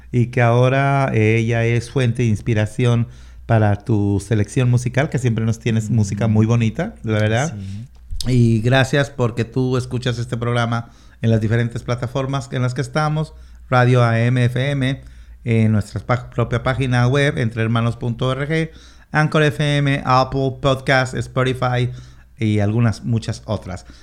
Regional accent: Mexico; now in Washington, United States

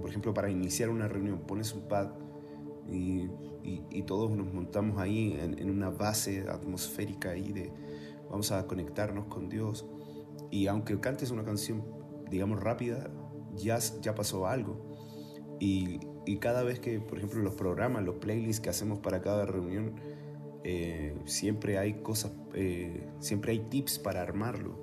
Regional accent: Chile; moved away as an adult; also born or lived in Mexico; now in Tlalnepantla, Mexico; yo nací en Chile

